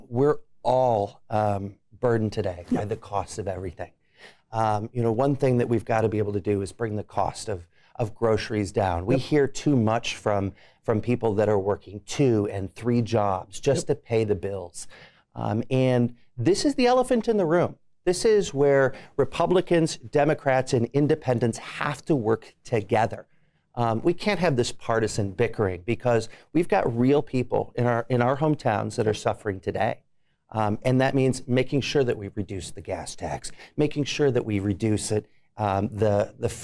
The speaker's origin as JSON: {"language": "English", "town": "Rockford", "region": "Illinois", "country": "United States", "tie": "born or raised there", "lives_now": "Moline, United States", "said": "I worked in my hometown of Rockford. I'm proud to be a Rockfordian at heart"}